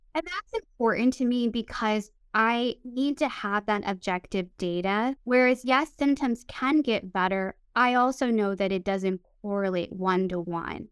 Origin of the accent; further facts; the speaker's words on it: Midwest, United States; now in California, United States; I grew up in the Midwest